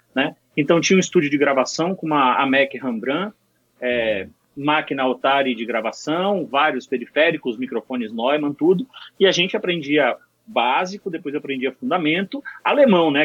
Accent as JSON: {"language": "Portuguese", "region": "Bahia", "country": "Brazil", "tie": "born or raised there", "moved": "as an adult", "lives_now": "São Paulo, Brazil", "said": "paulista, mas fui morar na Bahia criança com meus pais"}